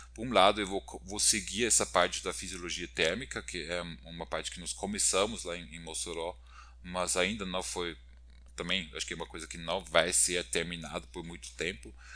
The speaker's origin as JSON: {"language": "Portuguese", "country": "Austria", "also_born_or_lived": "Brazil", "moved": "as an adult", "lives_now": "São Paulo, Brazil", "said": "eu sou austríaco, formado na Universidade de Viena, Áustria"}